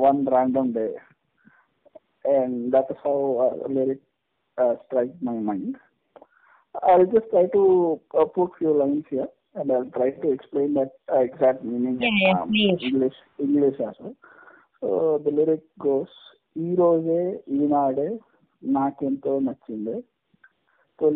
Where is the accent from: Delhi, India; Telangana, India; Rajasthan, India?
Telangana, India; Hyderabad; first language Telugu; English is a second language; I'm born and brought up in Hyderabad